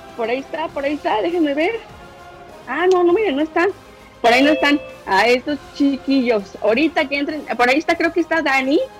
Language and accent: Spanish; Mexico; soy mexicano